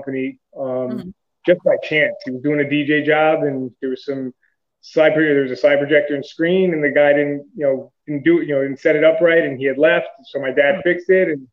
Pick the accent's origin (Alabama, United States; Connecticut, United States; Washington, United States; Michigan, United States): Connecticut, United States; also born or lived in Stamford, Connecticut / Trumbull, Connecticut; I grew up here in Connecticut, partly in Stamford. Then we moved to Trumbull on the Bridgeport-Trumbull line.